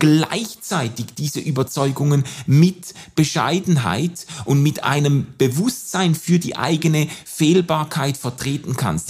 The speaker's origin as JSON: {"language": "German", "country": "Switzerland", "said": "als Schweizer, Europäer, weißer Mann"}